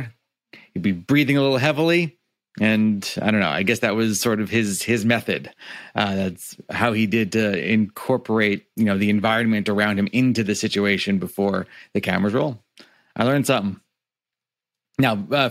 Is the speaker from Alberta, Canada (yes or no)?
no; Niagara Falls, Ontario, Canada; he found one in Niagara Falls on the Canadian side. And he started an Italian restaurant. And I lived inside an Italian restaurant